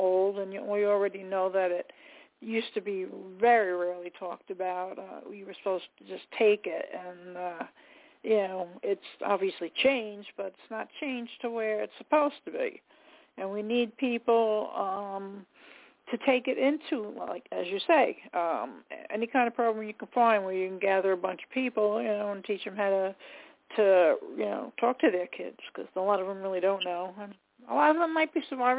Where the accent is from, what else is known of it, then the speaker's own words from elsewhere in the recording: Long Island, New York, United States; I'm from Long Island myself